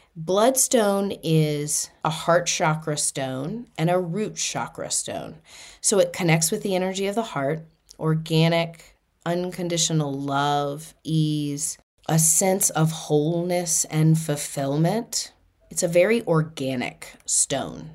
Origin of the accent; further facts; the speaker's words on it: Boston, Massachusetts, United States; I'm from Boston